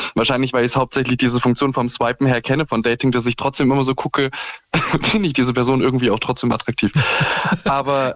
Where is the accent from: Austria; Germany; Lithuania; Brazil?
Germany; Saxony; also born or lived in Osnabrück; now in Leipzig, Germany; ich bin jetzt in Leipzig nicht aufgewachsen, aber halt in, äh, äh, in Sachsen